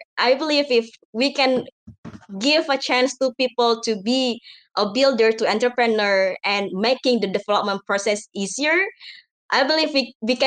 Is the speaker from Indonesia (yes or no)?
yes; Indonesia; I'm from Java.